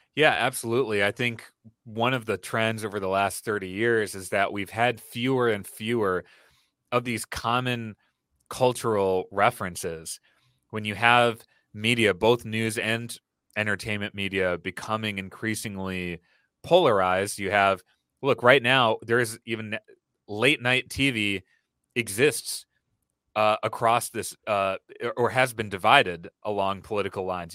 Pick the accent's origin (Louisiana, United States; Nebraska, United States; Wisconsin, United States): Wisconsin, United States; Brookfield; I grew up in Wisconsin, in suburban Milwaukee, in a town where a lot of people did not look like me or share my background.